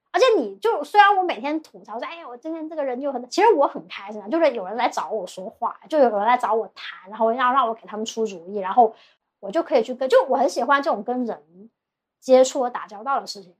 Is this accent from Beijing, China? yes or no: no; Guangzhou, Guangdong, China; also born or lived in Shanghai; 我是广州人